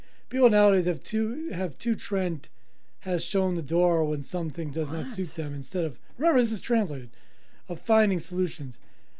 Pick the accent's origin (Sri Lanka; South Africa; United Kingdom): South Africa; I'm from South Africa.